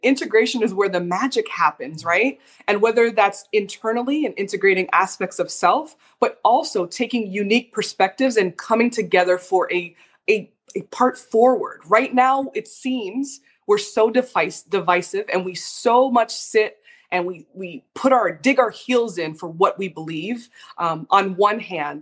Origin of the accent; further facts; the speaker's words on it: Canada; I'm from Canada